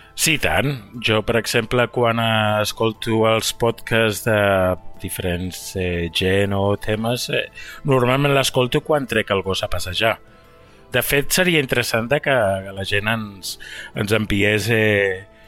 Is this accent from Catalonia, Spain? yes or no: yes; Barcelona, Catalonia, Spain; moved away; sóc de Barcelona